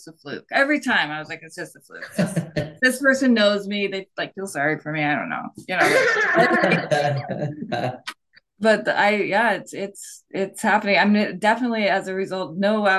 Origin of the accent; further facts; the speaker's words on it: San Diego, California, United States; now in Portland, United States; I am from San Diego, born and raised in San Diego. I moved to Portland in 1999 with a band